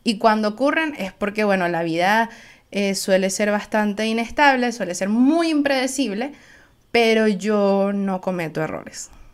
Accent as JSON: {"language": "Spanish", "country": "Venezuela", "said": "soy venezolana"}